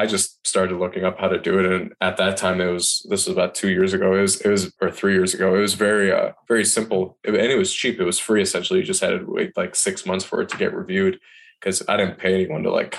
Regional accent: Michigan, United States; moved away as an adult; also born or lived in Washington, D.C. / Asheville, North Carolina; I'm born and raised in Michigan

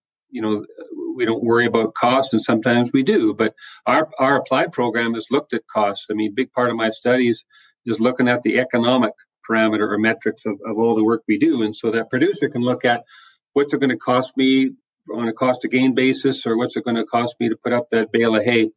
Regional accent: British Columbia, Canada; moved away as an adult; now in Saskatchewan, Canada; Born and raised in British Columbia, which is the westerly province here in Canada

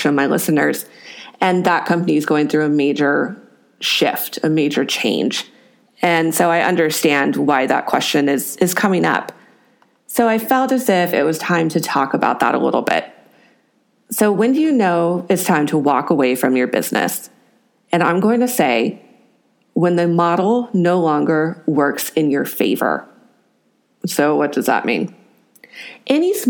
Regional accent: California, United States; I am from California

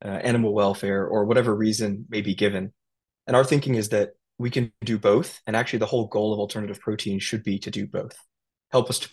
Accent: United States; growing up as an Indian in America

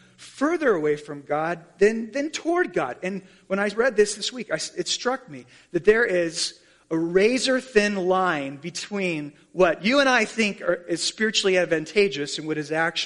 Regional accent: Columbia, South Carolina, United States; I was born in Columbia, South Carolina to Dale and Carol Cheney

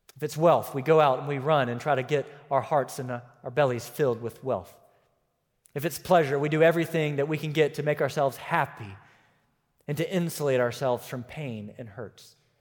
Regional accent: United States; my citizenship was still as an American

